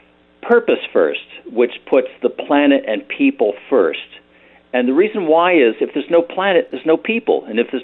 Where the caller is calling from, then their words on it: Berkeley, California, United States; Berkeley, California.